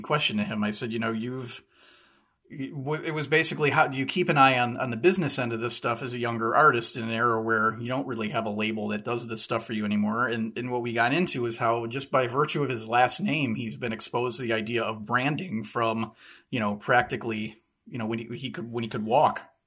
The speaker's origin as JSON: {"language": "English", "town": "Chicago", "region": "Illinois", "country": "United States", "tie": "born or raised there", "said": "growing up on the south side of Chicago"}